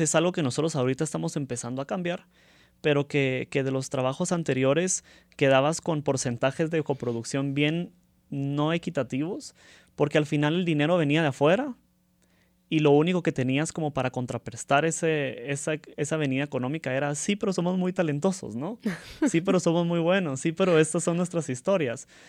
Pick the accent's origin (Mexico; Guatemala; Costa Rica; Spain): Guatemala; desde los guatemaltecos que participamos